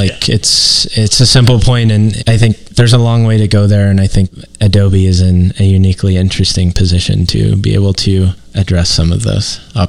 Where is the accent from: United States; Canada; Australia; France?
United States; Midwest; yes, I'm from the Midwest. Yes, I have Midwestern guilt.